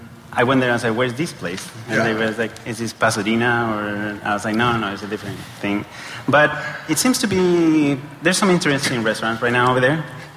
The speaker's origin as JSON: {"language": "English", "country": "Chile", "moved": "yes", "lives_now": "Los Angeles, United States", "said": "I'm from Chile."}